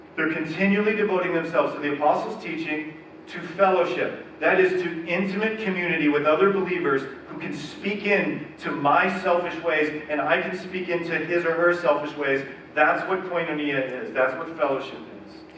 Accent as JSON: {"language": "English", "country": "United States", "said": "we, Americans"}